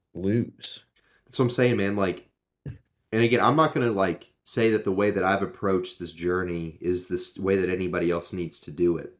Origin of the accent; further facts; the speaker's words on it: Knoxville, Tennessee, United States; I grew up in Knoxville